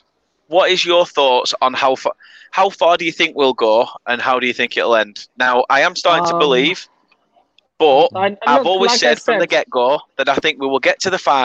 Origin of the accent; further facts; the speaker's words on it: England, United Kingdom; We're from England.